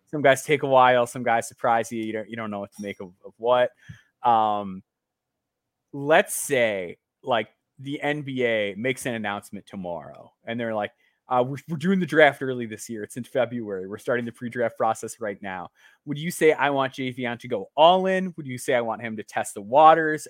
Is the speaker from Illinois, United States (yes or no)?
yes; Illinois, United States; my home state.